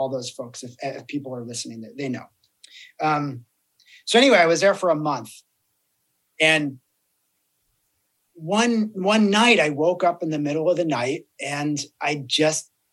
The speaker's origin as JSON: {"language": "English", "region": "New Jersey", "country": "United States", "said": "I'm from New Jersey."}